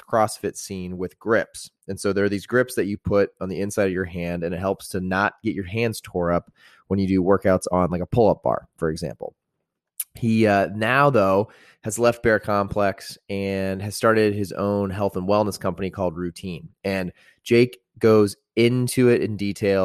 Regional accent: Greenwood, Indiana, United States; also born or lived in Carmel, Indiana; I'm from Greenwood, so like the south side

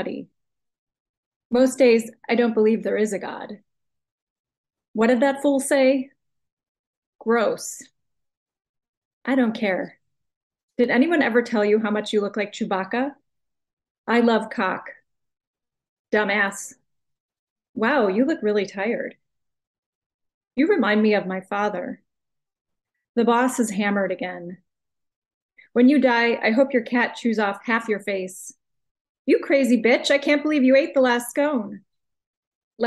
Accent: United States; accent: American English; I'm just using my normal accent, my normal American English

